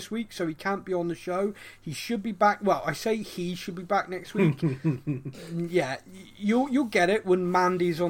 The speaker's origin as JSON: {"language": "English", "town": "Bristol", "region": "South West England", "country": "United Kingdom", "said": "a numpty from Bristol"}